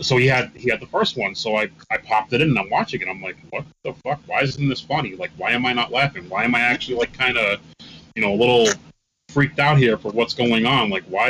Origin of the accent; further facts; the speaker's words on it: New York City, New York, United States; I grew up in the Bronx, and there was a movie theater that was literally right next to my house. It was the block over.